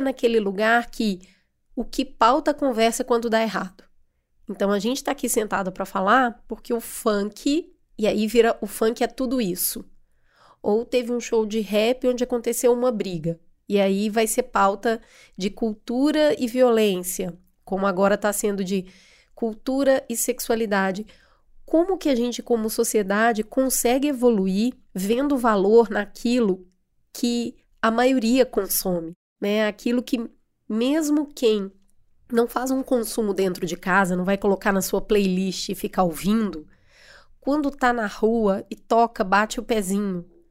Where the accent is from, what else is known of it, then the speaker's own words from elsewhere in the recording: Brazil; a gente, enquanto brasileiro